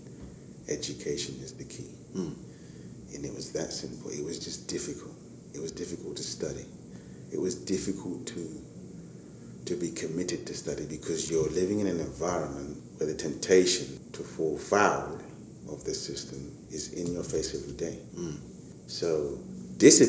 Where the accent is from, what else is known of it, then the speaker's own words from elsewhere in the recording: London, United Kingdom; born and raised in East London, in Hackney, working class background, Nigerian parents